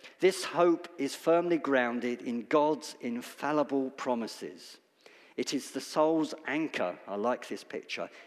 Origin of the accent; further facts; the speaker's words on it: United Kingdom; Death is uncomfortable for us to talk about as British people